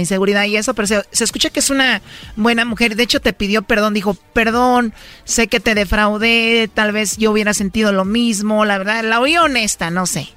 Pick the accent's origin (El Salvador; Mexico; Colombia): Mexico; Jalisco; yo soy de Jalisco